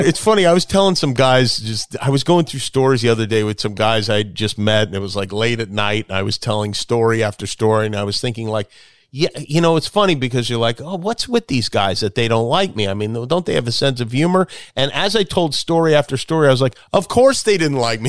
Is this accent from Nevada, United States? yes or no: yes; Las Vegas, Nevada, United States; I grew up in Vegas